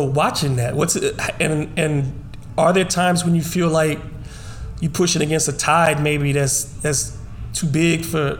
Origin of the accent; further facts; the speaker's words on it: New Orleans, Louisiana, United States; Growing up in Algiers, I know what it was like for me when the 70s, I got here in the late 70s, went to Havens Elementary, went to Rosenwald for middle school, you know, Carford Junior and Senior High.